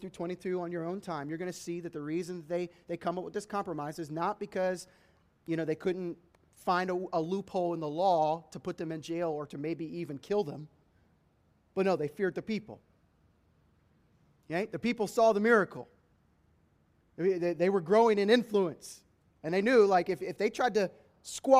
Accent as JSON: {"language": "English", "country": "United States"}